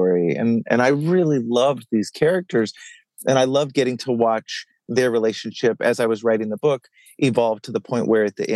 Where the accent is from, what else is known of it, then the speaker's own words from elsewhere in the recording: Dallas, Texas, United States; I grew up in Dallas, and I'm the oldest of three kids